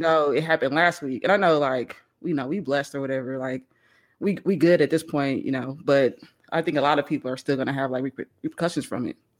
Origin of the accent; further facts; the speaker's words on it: Missouri, United States; now in Texas, United States; I'm from Missouri, so, you know, we used to the cold weather